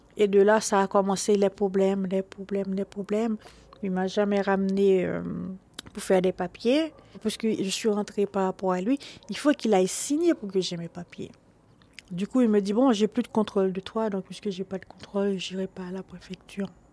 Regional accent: Haiti; born or raised there; now in Paris, France

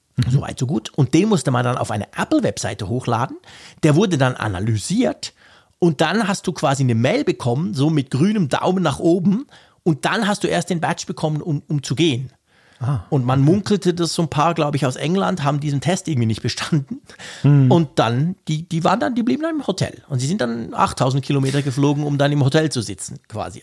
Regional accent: Switzerland; als Schweizer

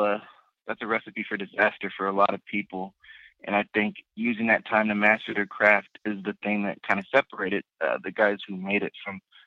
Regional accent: Southern California, United States; And I grew up in Southern California

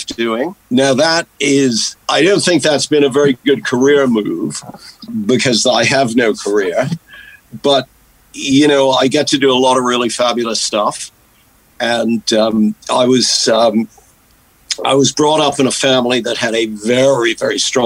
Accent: Marblehead, Massachusetts, United States; moved away as an adult; also born or lived in Boston / Maine; now in United Kingdom; I grew up in coastal Massachusetts

